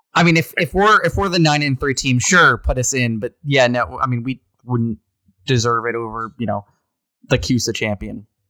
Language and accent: English; Fredericksburg, Virginia, United States; moved away; I was born in Fredericksburg